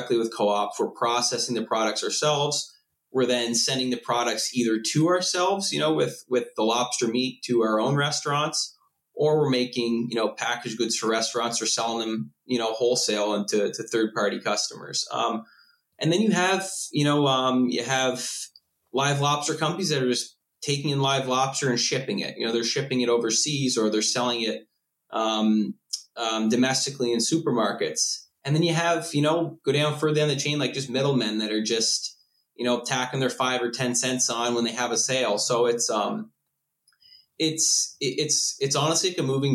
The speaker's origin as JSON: {"language": "English", "area": "Cape Breton", "region": "Nova Scotia", "country": "Canada", "moved": "yes", "said": "I'm from originally from Cape Breton, Nova Scotia"}